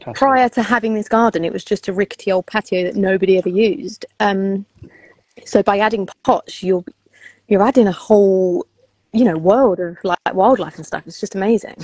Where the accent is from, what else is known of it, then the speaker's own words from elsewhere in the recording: United Kingdom; we're British